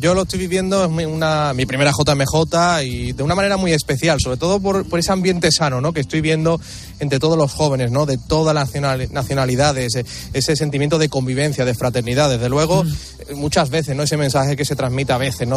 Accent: Cartagena, Valparaíso, Chile; De Cartagena, eh, que es un lugar de la costa, a una hora y media de la capital, Santiago

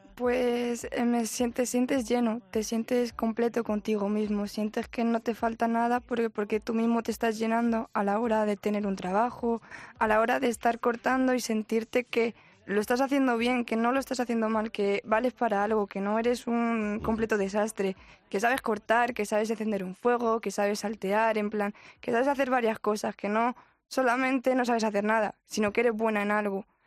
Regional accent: Madrid, Community of Madrid, Spain; Yo de aquí, de Madrid.

